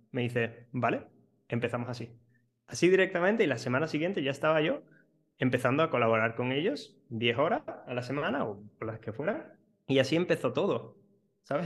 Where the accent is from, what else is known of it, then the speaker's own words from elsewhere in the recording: Seville, Andalusia, Spain; yo justo soy de, Sevilla